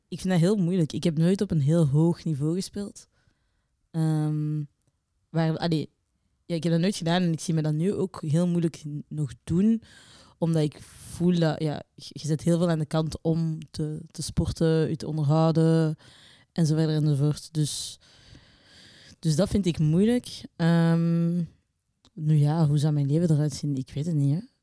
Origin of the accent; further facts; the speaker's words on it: Belgium; wij ook niet als Belgen